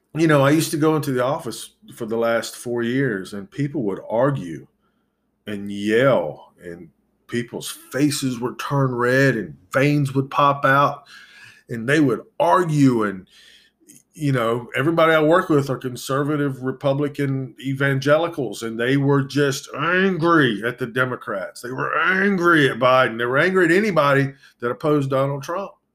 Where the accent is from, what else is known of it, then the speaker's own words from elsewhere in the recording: United States; I was born in this country. This, I, I'm as American as anybody